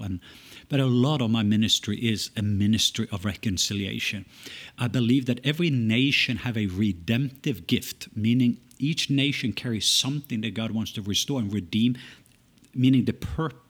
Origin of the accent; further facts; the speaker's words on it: Norway; also born or lived in United States; now in Atlanta, United States; I was born in Norway, raised, lived in several places there, as well as in the stateside.